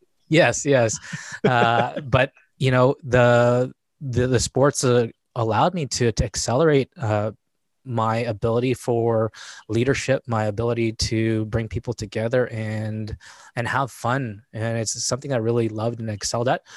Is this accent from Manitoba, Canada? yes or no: yes; Winnipeg, Manitoba, Canada; I was born and raised in Winnipeg, Manitoba